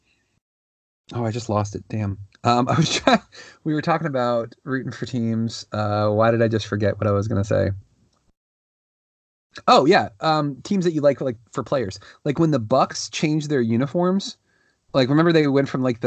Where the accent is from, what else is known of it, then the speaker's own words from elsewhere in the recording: Washington, District of Columbia, United States; I'm strictly DC.